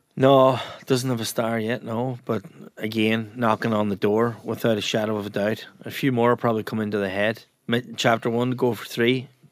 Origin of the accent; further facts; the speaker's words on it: Ramelton, Ulster, Ireland; moved away as an adult; also born or lived in United States; there's a slang term in Ramelton where I come from